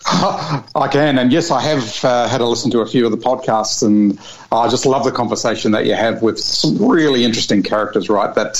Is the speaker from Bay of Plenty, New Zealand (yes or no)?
yes; Rotorua, Bay of Plenty, New Zealand; moved away as an adult; now in Australia; as a young boy growing up in Rotorua, New Zealand.